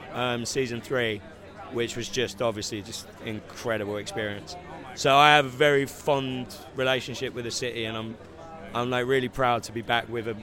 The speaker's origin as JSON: {"language": "English", "region": "London", "country": "United Kingdom", "said": "I'm not from Finland. No, I'm from London."}